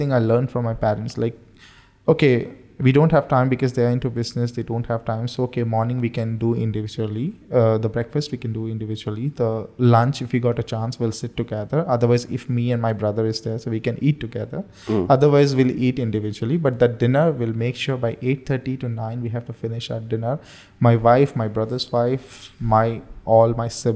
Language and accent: English; India; moved away as an adult; now in Bahrain; I'm an Indian.